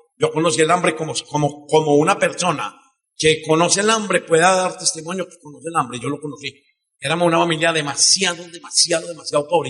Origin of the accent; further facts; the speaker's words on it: Medellín, Antioquia, Colombia; vine a contar desde Medellín. En el año de 1900, bueno, yo nací en una casa, en una familia un poco compleja